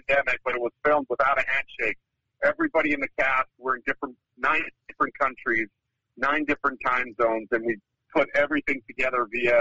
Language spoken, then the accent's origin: English; Winnipeg, Manitoba, Canada; now in Vancouver, Canada; Grew up in a place called Winnipeg, Manitoba